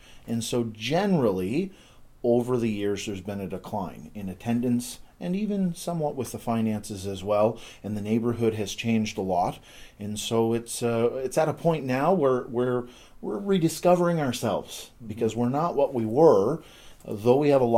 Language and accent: English; Yarmouth, Nova Scotia, Canada; I grew up in Yarmouth, Nova Scotia, small town of about 7,000 people on the southern tip of Nova Scotia